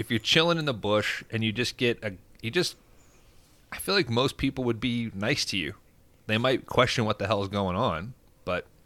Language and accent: English; England, United Kingdom; Like, oh, I'm I'm from England. I know how these fuckers are.